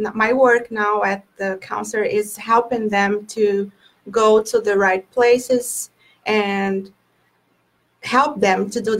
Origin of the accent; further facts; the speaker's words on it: Brazil; English is a second language; moved away as an adult; now in Cape Cod, United States; I'm from Brazil. I'm here for 13 years. When I got here, I didn't have much English. I think my English was like 3%. Today, I can say I have 85% of English.